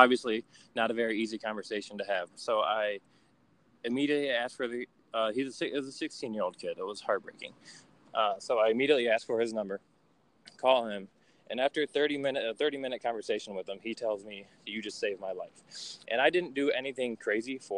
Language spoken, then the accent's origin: English; Niles, Michigan, United States; now in Detroit, United States; I grew up in a little small town in Michigan called Niles, and I moved to Detroit a couple of years ago